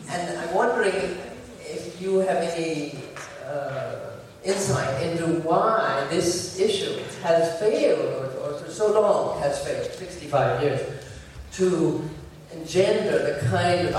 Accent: United States; moved away as an adult; now in Beirut, Lebanon; I'm an American, retired professor, and trying to learn Arabic in Beirut

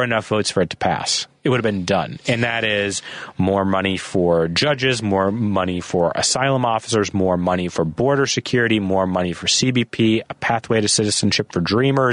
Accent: Minnesota, United States; I'm from Minnesota

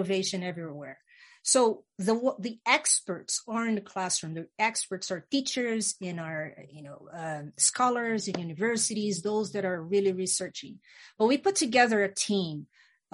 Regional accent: Brazil; I was born in Brazil, the country Brazil, in the Amazon

